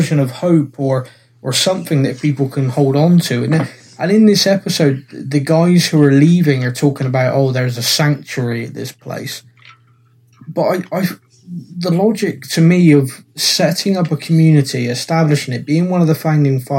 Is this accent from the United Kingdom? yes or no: yes; United Kingdom; I'm British